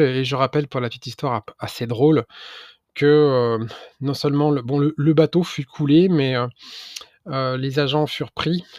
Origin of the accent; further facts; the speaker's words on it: France; en tant que Français